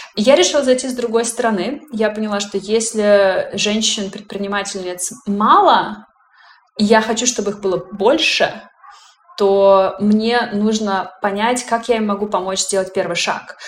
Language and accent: Russian; Russia; moved away as an adult; now in Germany; я женщина из России